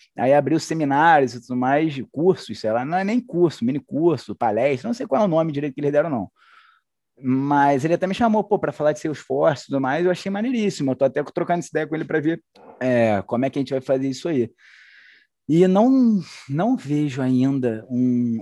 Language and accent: Portuguese; Niterói, Rio de Janeiro, Brazil; accent: carioca; moved away as an adult; now in Belo Horizonte, Brazil; Universidade Federal Fluminense, lá da minha cidade, Niterói